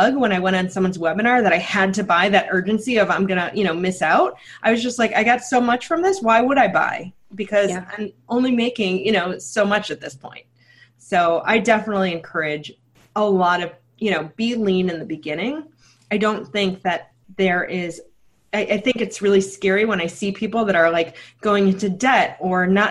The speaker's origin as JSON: {"language": "English", "town": "Chicago", "region": "Illinois", "country": "United States", "said": "So I'm from Chicago, but I'm also from the suburbs."}